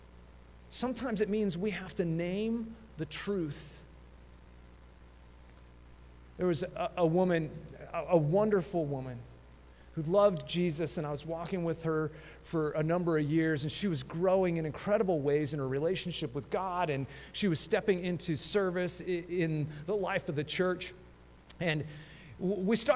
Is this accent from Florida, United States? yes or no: no; Colorado, United States; growing up in Colorado